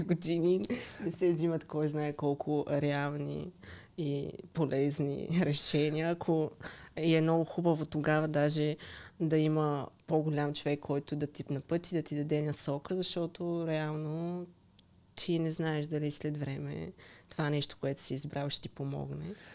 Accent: Zemen, Pernik Province, Bulgaria; moved away as an adult; now in Sofia, Bulgaria; Аз иначе съм от Земен

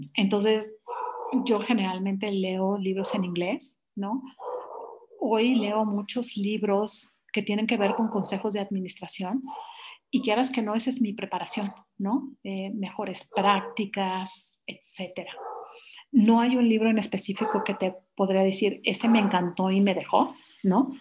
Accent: Mexico; moved away as an adult; me regreso a mi país y es un país muy noble

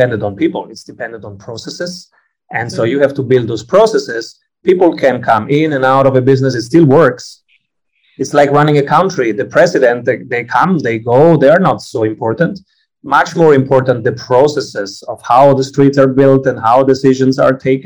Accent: Italy; I'm Italian

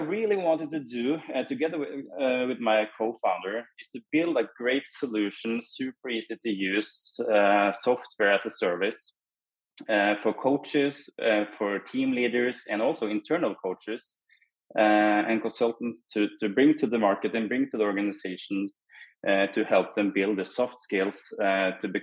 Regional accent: Norway; I'm from Norway.

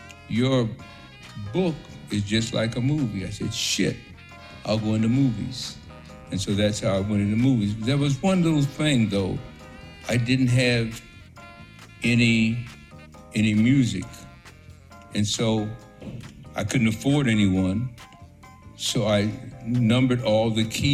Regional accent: Chicago, Illinois, United States; moved away; also born or lived in Mexico / San Francisco; I was born in Chicago

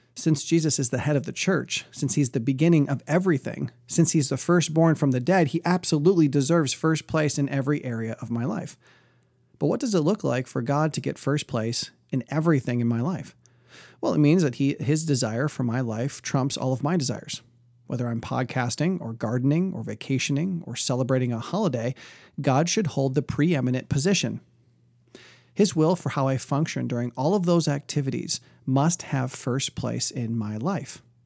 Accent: outside of Detroit, Michigan, United States; growing up outside of Detroit, there was a huge Polish population

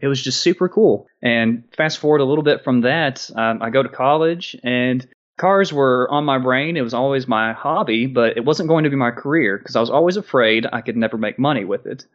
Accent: Maryville, Tennessee, United States; I grew up in Maryville, Tennessee

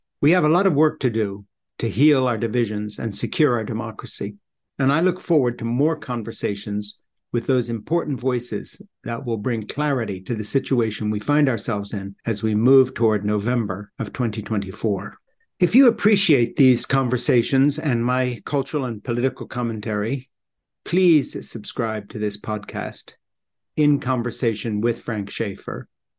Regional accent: Switzerland; I grew up in Switzerland in this little mission compound.

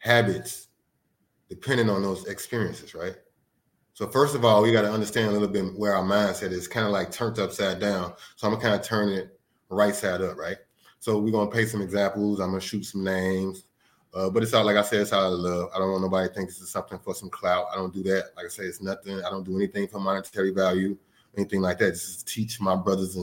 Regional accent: Chicago, Illinois, United States; I'm from Chicago. By way of everywhere internationally.

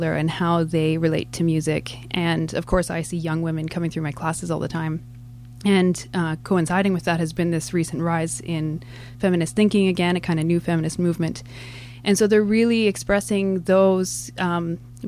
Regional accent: Calgary, Alberta, Canada; moved away as an adult; I grew up in Calgary

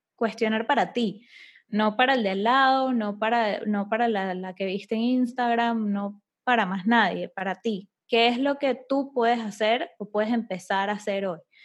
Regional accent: Venezuela; yo soy de Venezuela

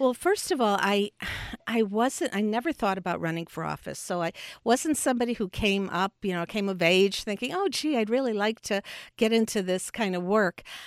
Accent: Chicago, Illinois, United States; also born or lived in Park Ridge, Illinois / Champaign-Urbana, Illinois; I was born in Chicago, and uh, to a family, uh, with a union

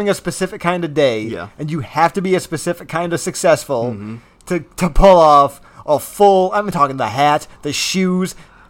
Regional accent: Kalamazoo, Michigan, United States; we're men from Kalamazoo, Michigan.

